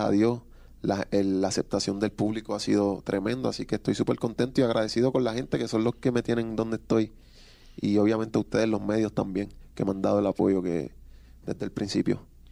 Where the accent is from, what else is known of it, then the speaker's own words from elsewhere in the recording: Puerto Rico; yo soy un chamaquito que vengo de Puerto Rico